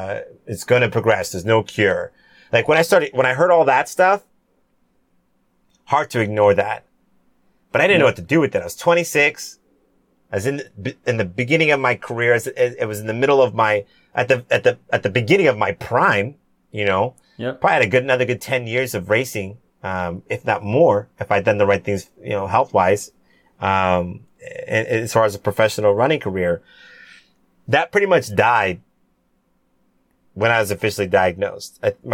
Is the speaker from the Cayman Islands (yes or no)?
yes; Cayman Islands; Cayman Islands, where my family's originally from, which is super cool. I wanted to do something for my home country